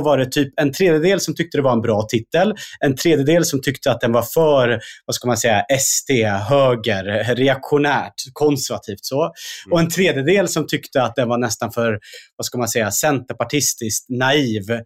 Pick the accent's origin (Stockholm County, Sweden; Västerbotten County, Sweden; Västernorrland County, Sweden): Stockholm County, Sweden; Stockholm; jag kommer ju själv från, från Husby och Kista